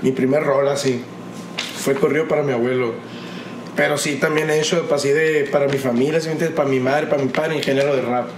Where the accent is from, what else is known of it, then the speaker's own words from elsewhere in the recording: Hermosillo, Sonora, Mexico; yo me crié en Los Ángeles, güey. Yo viví en una colina en Los Ángeles, desde morrito